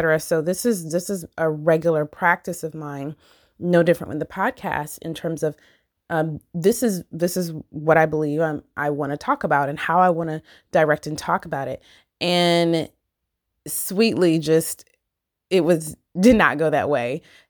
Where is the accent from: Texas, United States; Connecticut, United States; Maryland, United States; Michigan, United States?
Michigan, United States; So I've talked about, I'm from Michigan, and I never remember growing up and trick-or-treating and stuff